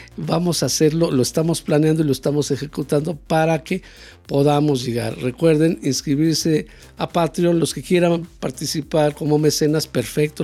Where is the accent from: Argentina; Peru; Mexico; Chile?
Mexico; somos un país